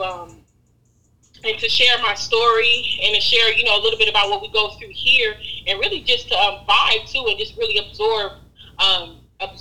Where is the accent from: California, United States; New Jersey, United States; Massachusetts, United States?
California, United States; Long Beach; growing up in Long Beach